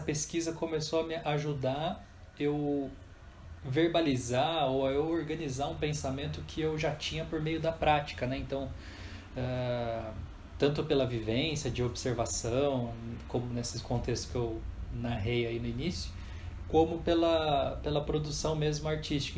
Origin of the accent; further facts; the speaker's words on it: Jacareí, São Paulo, Brazil; eu também sou do Vale do Paraíba, né? E sou nascido em Jacareí